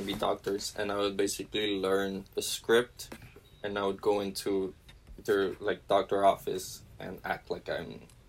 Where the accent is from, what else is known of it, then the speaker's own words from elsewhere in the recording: Edinburg, Texas, United States; I'm from Edinburgh.